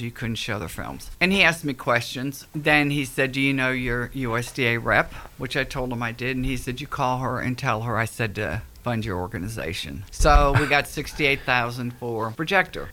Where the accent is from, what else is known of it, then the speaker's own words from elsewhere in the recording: Akron, Ohio, United States; moved away as an adult; now in Gallatin, United States; I'm originally from Akron, Cleveland area